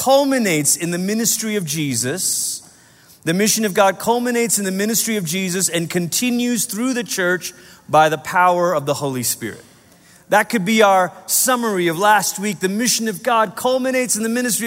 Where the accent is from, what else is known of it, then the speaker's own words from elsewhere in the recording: Malaysia; now in United States; I was growing up in Malaysia. I was 8 years old